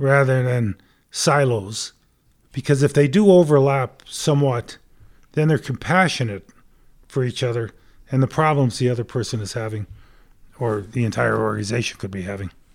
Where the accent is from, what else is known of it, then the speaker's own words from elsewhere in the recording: right outside of Hartford, Connecticut, United States; moved away as an adult; now in Denver, United States; Grew up back in Connecticut, right outside of Hartford.